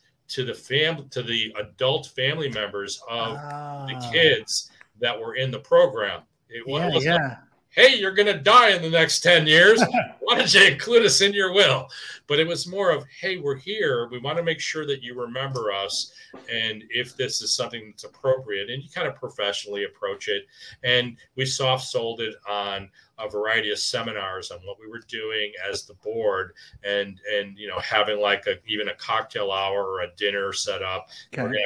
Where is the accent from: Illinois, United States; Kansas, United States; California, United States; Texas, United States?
Illinois, United States; Wilmette; our community where Ken and I grew up in Wilmette